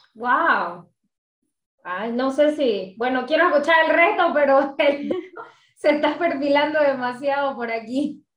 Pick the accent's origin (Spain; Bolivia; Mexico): Bolivia; Nosotras somos bolivianas